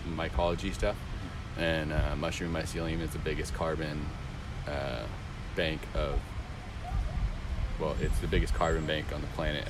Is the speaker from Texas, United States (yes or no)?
yes; Conroe, Texas, United States; moved away as an adult; now in Huntsville, United States; I grew up in Conroe and live out here for about 3 years.